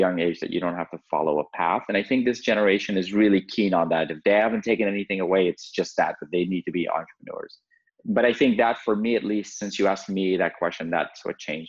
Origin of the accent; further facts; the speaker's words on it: Redondo Beach, California, United States; Growing up in Redondo Beach and like going to Manhattan Beach High School